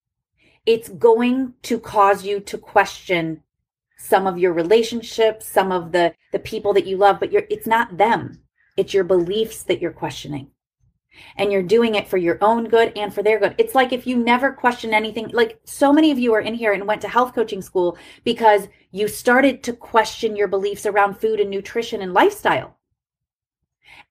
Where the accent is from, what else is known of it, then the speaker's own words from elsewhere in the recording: Ohio, United States; I grew up in Ohio.